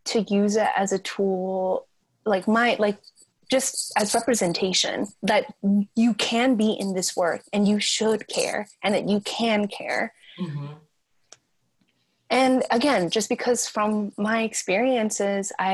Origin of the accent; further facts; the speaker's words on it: United States; me as a Vietnamese American, like as a Southeast Asian American